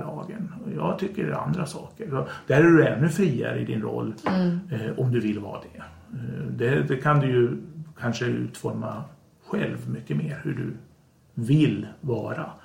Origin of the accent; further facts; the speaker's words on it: Sweden; vi i Sverige